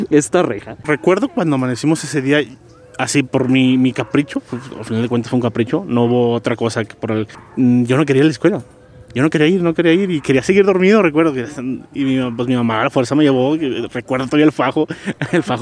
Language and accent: Spanish; Guadalajara, Jalisco, Mexico; yo nací este, en la ciudad de Guadalajara, Jalisco. Soy tapatío. En ocasiones también digo que soy de la ciudad de Tepatilán por mis raíces que tengo alteñas, eh, por medio de mi padre.